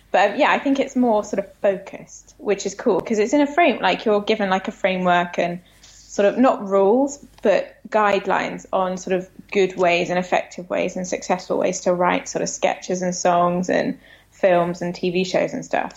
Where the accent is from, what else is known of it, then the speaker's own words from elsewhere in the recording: United Kingdom; moved away as an adult; now in United States; being British